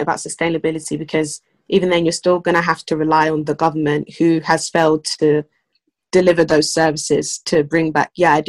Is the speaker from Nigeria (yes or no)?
yes; Nigeria; I'm very proud to be Nigerian, but I'm not proud of what is going on in my country